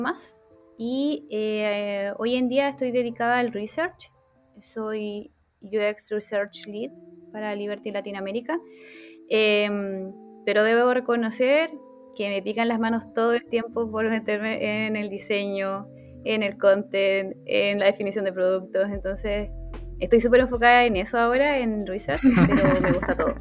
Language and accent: Spanish; Chiloé, Los Lagos, Chile; soy de Chiloé